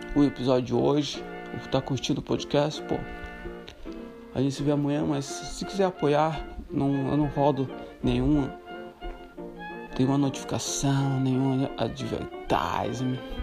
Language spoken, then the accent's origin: Portuguese; Santa Catarina, Brazil; moved away as an adult; also born or lived in Morocco / Ireland / Chile / Greece; now in Netherlands; sou brasileiro de Santa Catarina, nasci em Santa Catarina, no sul do Brasil